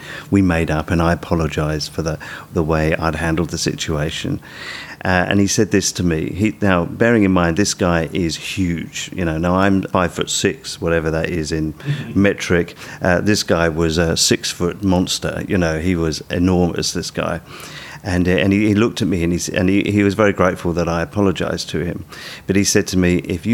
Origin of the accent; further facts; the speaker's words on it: United Kingdom; moved away as an adult; now in Australia; people will tell from my accent that I'm from the UK. This was not long after Sue and I came to Australia